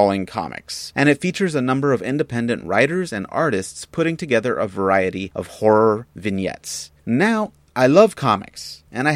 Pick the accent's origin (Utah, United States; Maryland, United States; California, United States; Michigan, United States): California, United States; San Diego; IDW is based out of my hometown here of San Diego